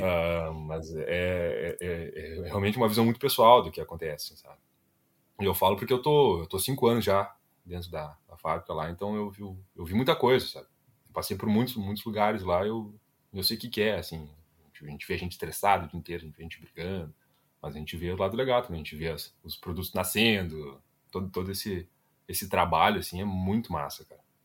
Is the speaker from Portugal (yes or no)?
no; Ivoti, Rio Grande do Sul, Brazil; now in Porto Alegre, Brazil; sou natural de Ivoti, né? Um municípiozinho minúsculo